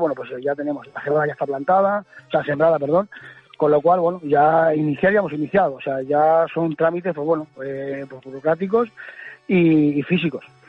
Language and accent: Spanish; Valdelagua del Cerro, Castile and León, Spain; Valderagua del Cerro, te podría decir, no es porque sea mi pueblo, es maravilloso.